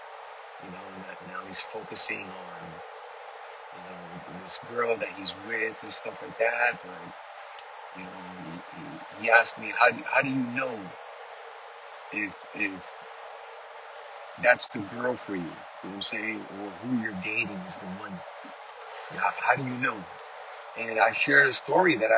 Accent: New York City, New York, United States; moved away as an adult; now in Florida, United States; Born and raised in Queens, Flushing, Queens, Ash Ave

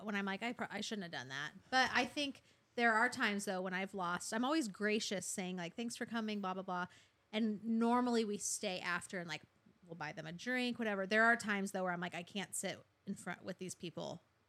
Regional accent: Arizona, United States; moved away as an adult; my family all in Arizona, I grew up in Arizona.

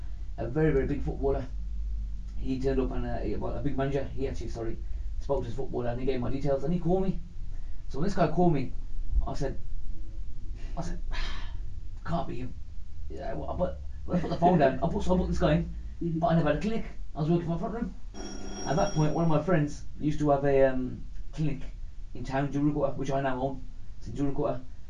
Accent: Birmingham, West Midlands, United Kingdom; I'm still coming from Alan Rock. I still live here. I'm still coming from Alan Rock, and I'll never change that.

